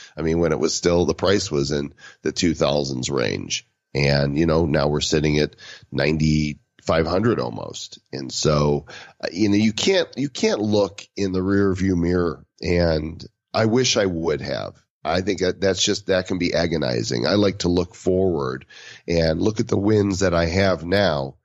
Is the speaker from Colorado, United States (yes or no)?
yes; Denver, Colorado, United States; my hometown in Denver, in the center of the United States